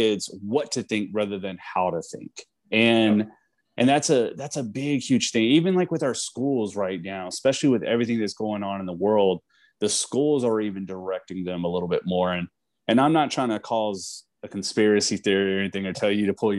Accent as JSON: {"language": "English", "region": "Texas", "country": "United States", "tie": "born or raised there", "moved": "as an adult", "lives_now": "California, United States", "said": "we're both from Texas. We were born and raised."}